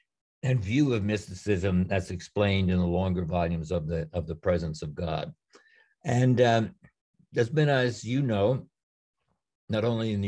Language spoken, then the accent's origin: English; Yonkers, New York, United States; I was born in 1937 in Yonkers, right outside New York City, and grew up in very Catholic, American-Irish Catholic environment.